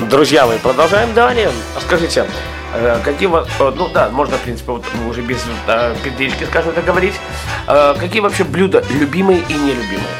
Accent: Belarus; Ну, ну я белорус, да

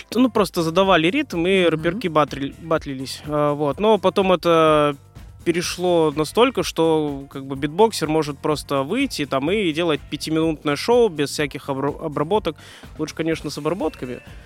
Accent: Moscow, Russia; also born or lived in Oryol; я родился в Орле и где-то лет 8, э, наверное, переехал в Москву. Uh Э, учился в школе 1429

